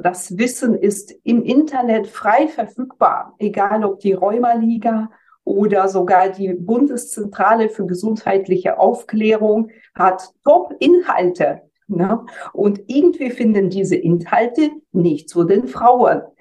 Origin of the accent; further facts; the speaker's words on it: Germany; bei uns in Deutschland